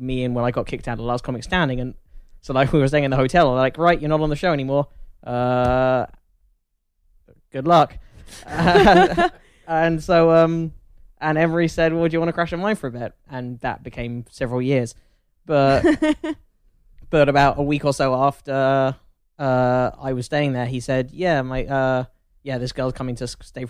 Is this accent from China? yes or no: no; England, United Kingdom; accent: English; I'm just English.